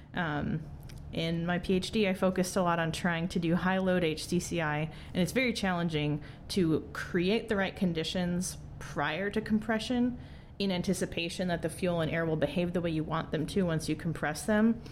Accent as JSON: {"language": "English", "region": "Wisconsin", "country": "United States", "tie": "born or raised there", "said": "I grew up in Wisconsin"}